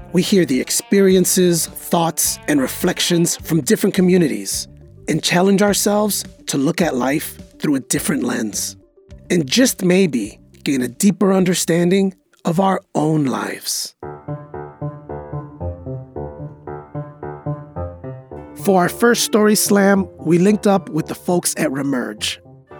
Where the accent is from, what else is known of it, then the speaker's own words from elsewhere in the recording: Chicago, Illinois, United States; my hometown of Chicago